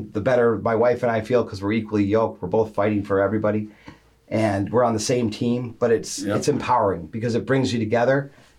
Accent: Grand Rapids, Michigan, United States; also born or lived in Birmingham, Michigan; now in Highland, United States; I grew up in Grand Rapids.

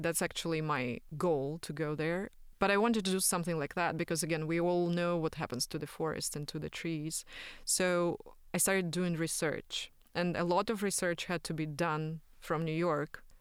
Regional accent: Belarus; moved away; I'm from Belarus

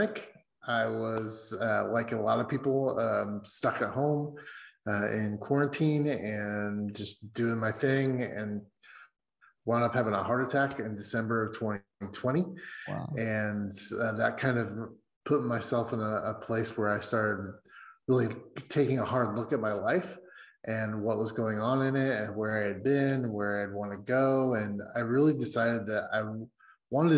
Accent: Indiana, United States; now in Seattle, United States; I'm originally from Indiana, from the West, but I'm currently based out of Seattle

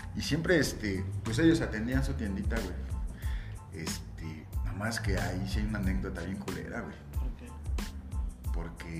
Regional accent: Mexico City, Mexico; en la Agrícola Oriental, esa es la colonia. Sí, bueno, Dice la historia que nací en una clínica, en un hospital, en la colonia Roma

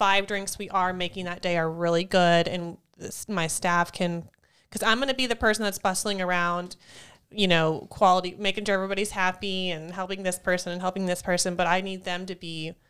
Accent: Wyoming, United States; No, I'm from Wyoming.

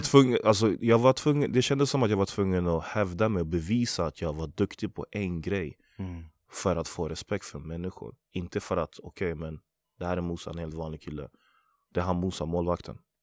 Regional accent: Västerås, Västmanland, Sweden; Jag är född och uppvuxen i Västerås, Vallby heter området därifrån

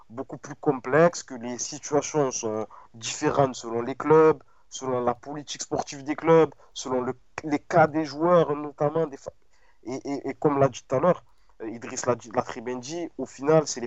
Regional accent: Marseille, Provence-Alpes-Côte d'Azur, France; alors que je suis Marseillais, supporter

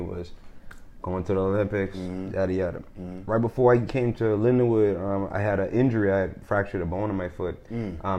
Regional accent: Bahamas; when I grew up in the Bahamas

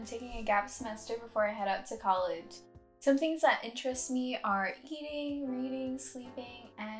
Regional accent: Hawaii, United States; I'm Filipino Hawaiian

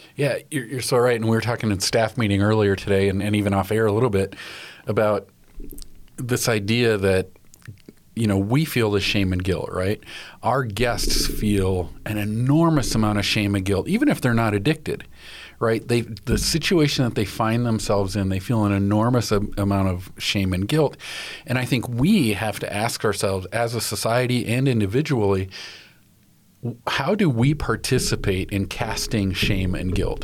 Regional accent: West Michigan, United States; I grew up in West Michigan

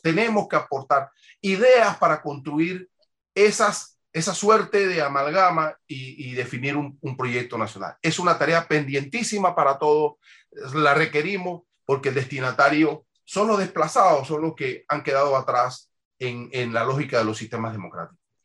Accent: Panama; todos somos panameños.

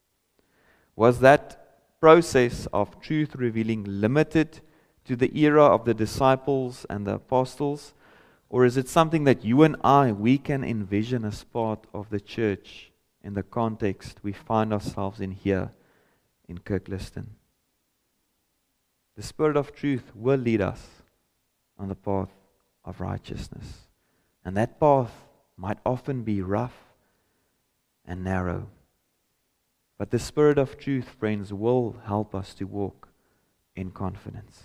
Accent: South Africa; first language Afrikaans; English is a second language

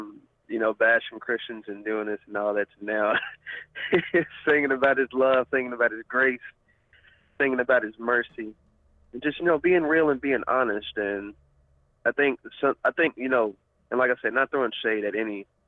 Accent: Cleburne, Texas, United States; my hometown of Cleburne, Texas

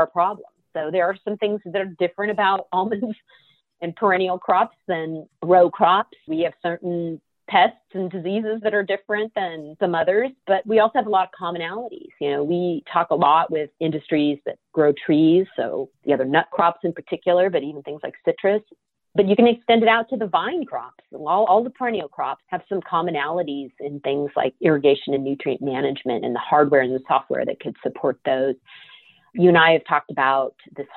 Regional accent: California, United States; my home state

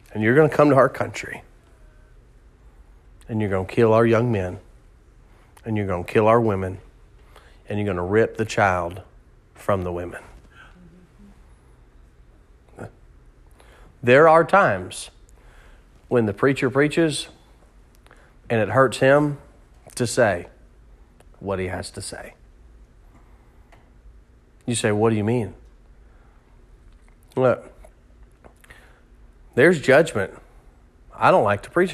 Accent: United States; as an American

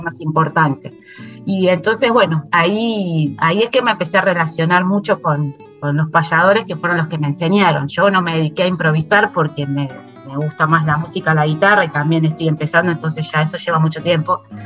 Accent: Buenos Aires, Argentina; yo soy en porteña

